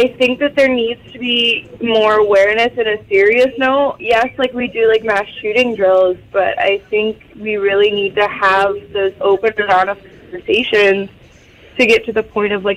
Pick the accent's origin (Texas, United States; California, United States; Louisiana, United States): Texas, United States; moved away; I'm originally from Texas